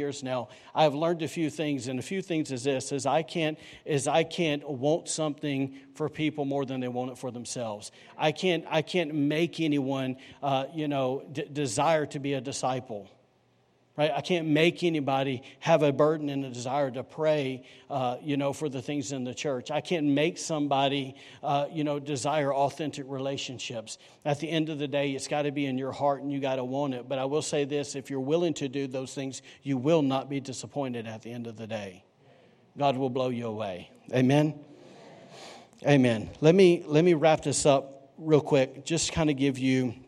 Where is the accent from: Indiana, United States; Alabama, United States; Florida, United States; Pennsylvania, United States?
Alabama, United States; also born or lived in North Carolina; now in Rockport, United States; I'm from Alabama